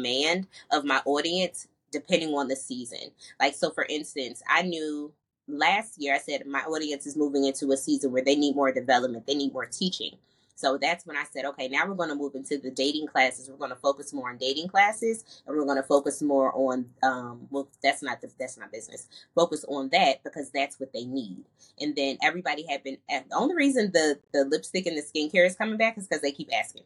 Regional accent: New Jersey, United States; moved away as an adult; also born or lived in North Carolina; I'm originally from New Jersey. I came to North Carolina for college.

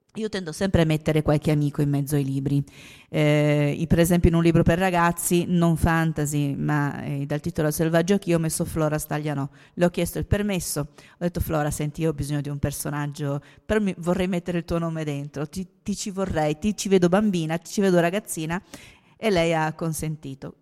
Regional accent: Trieste, Friuli-Venezia Giulia, Italy; Io sono triestina

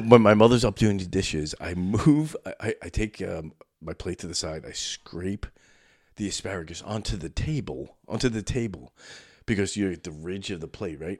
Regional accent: New York City, New York, United States; moved away; I grew up in Brooklyn

